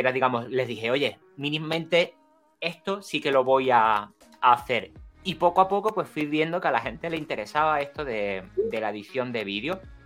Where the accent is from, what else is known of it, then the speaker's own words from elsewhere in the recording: San Fernando, Andalusia, Spain; accent: andaluz; soy de Cádiz, que soy de, un pueblo, quiero decir, de, bueno, un pueblo. Soy de San Fernando realmente.